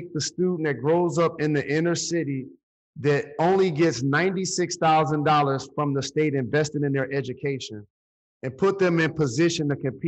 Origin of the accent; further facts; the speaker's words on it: Detroit, Michigan, United States; It's in Detroit, my hometown, the neighborhood that I grew up in.